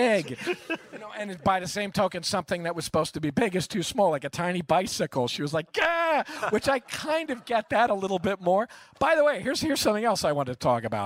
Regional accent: New York, United States; I'm from New York

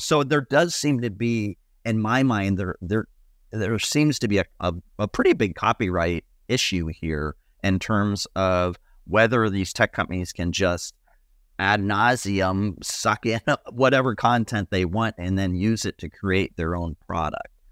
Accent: Ohio, United States; moved away; my home state of Ohio where my dad still gets the local newspaper.

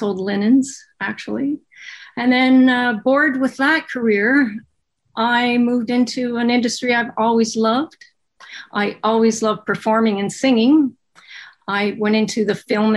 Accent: Kingston, Ontario, Canada; also born or lived in Toronto; I was born and raised in Kingston, Ontario

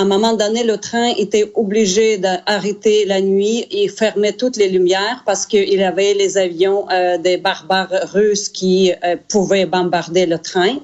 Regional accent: Zaporizhzhia, Zaporizhzhia Oblast, Ukraine; now in Canada; ma ville natale, de Zaporogier

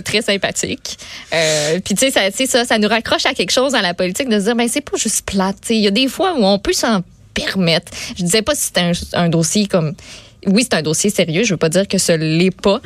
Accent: Quebec City, Quebec, Canada; moved away; je viens de Québec, j'ai beaucoup d'amis à Québec

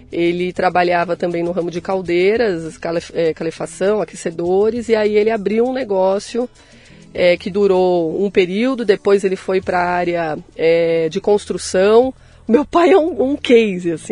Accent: São Paulo, Brazil; born there; Nasci em São Paulo, capital.

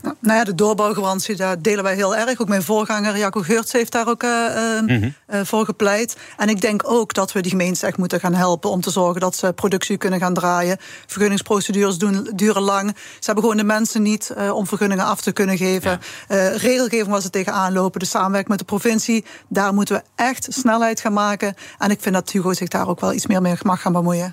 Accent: southern Netherlands, Netherlands; accent: soft G; Ik heb een eh, duidelijke zachte G

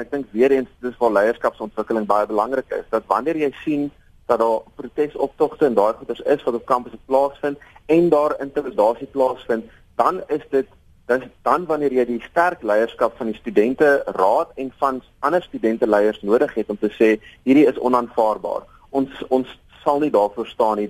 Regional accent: South Africa; Ek self beskou myself as 'n Afrikaner seun

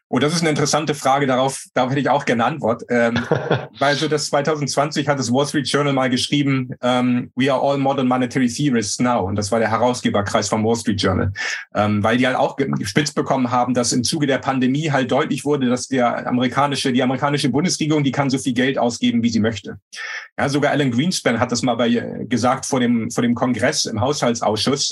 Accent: Germany; als Deutsche

